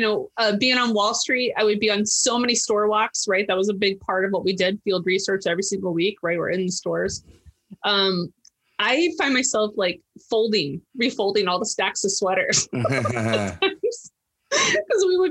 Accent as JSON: {"language": "English", "town": "St. Louis", "region": "Missouri", "country": "United States", "tie": "born or raised there", "said": "as a kid growing up in St. Louis, Missouri"}